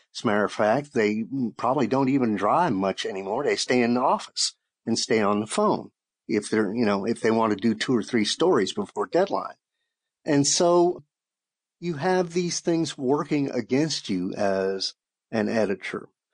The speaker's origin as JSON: {"language": "English", "town": "Shreveport", "region": "Louisiana", "country": "United States", "tie": "born or raised there", "moved": "as an adult", "lives_now": "Austin, United States", "said": "my hometown paper in Shreveport, Louisiana"}